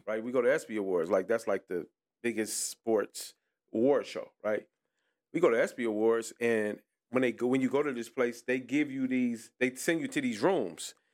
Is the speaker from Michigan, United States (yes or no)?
yes; Detroit, Michigan, United States; I'm from Puritan, but I'm going everywhere. I'm on Seven Mile